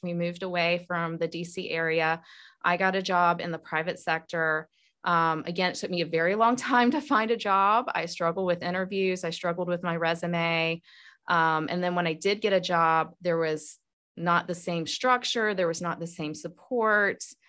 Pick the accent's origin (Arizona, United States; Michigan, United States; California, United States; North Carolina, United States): North Carolina, United States; moved away as an adult; now in Georgia, United States; I was a Southern girl growing up in North Carolina